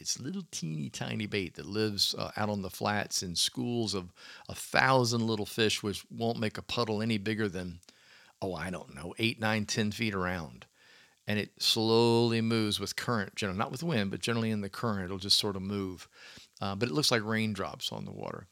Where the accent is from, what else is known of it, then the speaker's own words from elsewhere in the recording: Clearwater, Florida, United States; growing up in Florida, and of course, I was north. I was in the Tampa Bay area, Clearwater